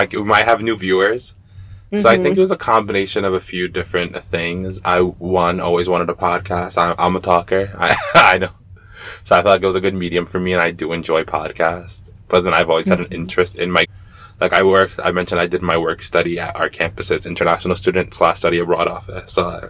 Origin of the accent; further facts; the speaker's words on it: Jamaica; Oh, yeah, that's I love mangoes. I'm Jamaican, trust me. I didn't even know y'all they had seasons. I'm a dumb American.